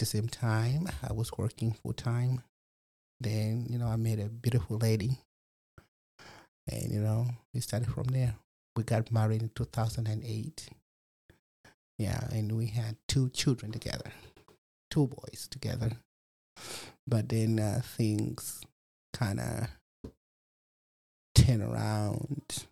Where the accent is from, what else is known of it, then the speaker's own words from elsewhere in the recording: Malawi; now in Fort Wayne, United States; I was born and raised in Malawi, Africa, in 1981.